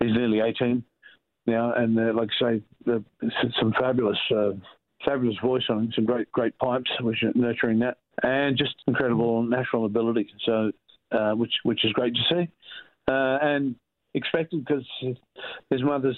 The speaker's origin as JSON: {"language": "English", "town": "Alice Springs", "region": "Northern Territory", "country": "Australia", "tie": "born or raised there", "said": "my hometown of Alice Springs"}